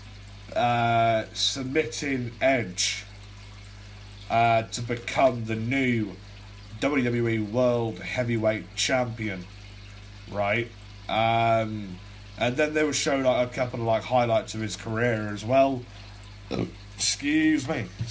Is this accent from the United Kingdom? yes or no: yes; England, United Kingdom; I'm a 17 year old Brit, right, I'm from England